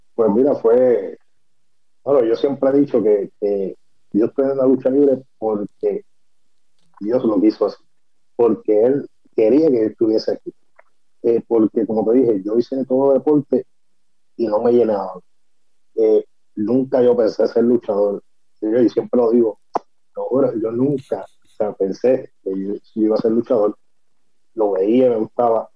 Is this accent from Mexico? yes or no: no; Guaynabo, Puerto Rico; yo soy de, de Guaynabo, de Guaynabo City